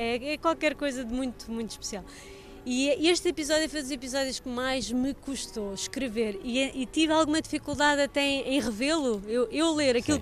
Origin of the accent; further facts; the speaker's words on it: Portugal; como pais, como irmãos, como profissionais, como portugueses